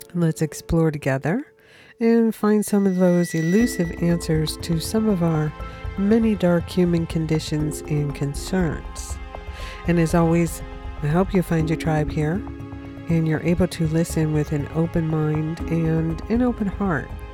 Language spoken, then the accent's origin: English; United States; America because that is my home country